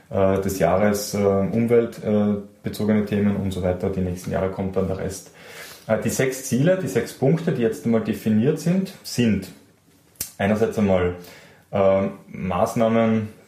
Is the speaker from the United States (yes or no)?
no; Austria; Und was mir persönlich als Österreicher besonders gefallen hat